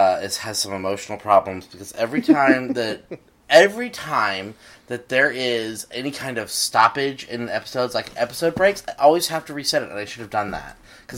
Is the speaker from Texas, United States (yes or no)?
yes; Texas, United States; I grew up in Texas.